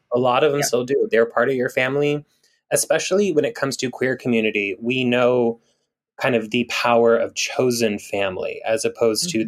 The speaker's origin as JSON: {"language": "English", "region": "Big Island of Hawaii", "country": "United States", "tie": "born or raised there", "moved": "yes", "said": "I grew up part time on the Big Island of Hawaii"}